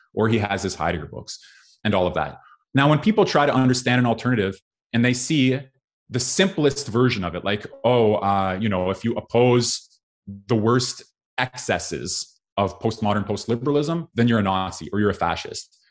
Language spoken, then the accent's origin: English; Canada; I therefore grew up in a liberal democracy in Canada